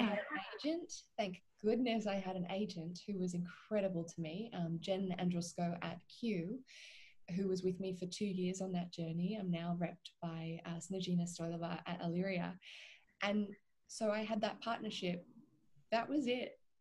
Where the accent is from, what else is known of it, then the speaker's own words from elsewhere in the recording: Australia; also born or lived in Vancouver, Canada; I am an Australian and half Irish actor